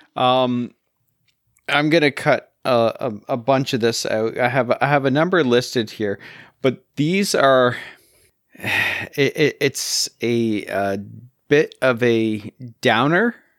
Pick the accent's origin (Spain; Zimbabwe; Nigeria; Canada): Canada; being Canadian